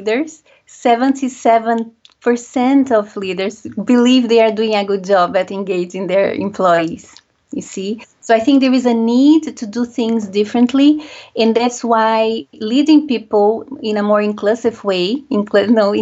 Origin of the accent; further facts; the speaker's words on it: Brazil; also born or lived in France; now in United Kingdom; I was born and raised in Brazil